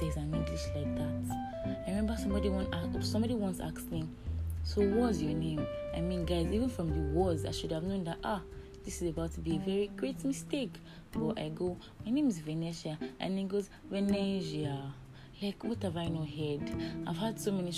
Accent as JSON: {"language": "English", "region": "Edo", "country": "Nigeria", "said": "I'm from Edo State, yeah, and I belong to a family of four"}